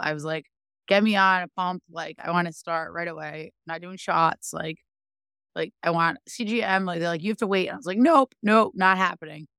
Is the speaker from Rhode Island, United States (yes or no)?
yes; Rhode Island, United States; I am from Rhode Island